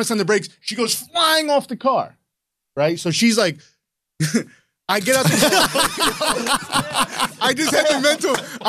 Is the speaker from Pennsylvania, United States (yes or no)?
yes; the Poconos, Pennsylvania, United States; I grew up in the Poconos, right?